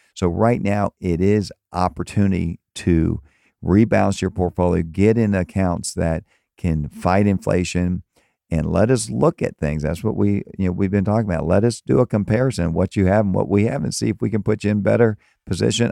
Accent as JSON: {"language": "English", "area": "Tampa and Miami", "region": "Florida", "country": "United States", "tie": "born or raised there", "also_born_or_lived": "Maryland", "moved": "yes", "lives_now": "Fort Myers, United States", "said": "I grew up in Tampa and Miami and moved to Maryland for twenty years"}